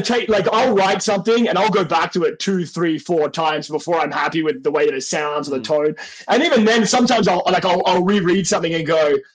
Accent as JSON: {"language": "English", "country": "Australia", "said": "I think my accent, because I come like from where I come from in Australia, I always say like we're the more like civilized part of Australia."}